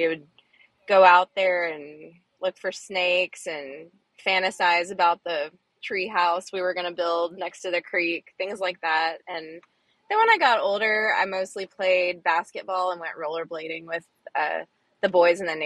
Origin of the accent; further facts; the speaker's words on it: Fort Worth, Texas, United States; also born or lived in Arizona; So I grew up in Texas mostly. I was born in Arizona, but I consider myself a Texan. I went to school and finished high school in Fort Worth